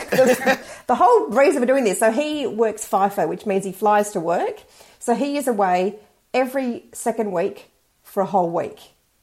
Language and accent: English; Sydney, New South Wales, Australia; now in Perth, Australia; Sydney, but I've lived all over.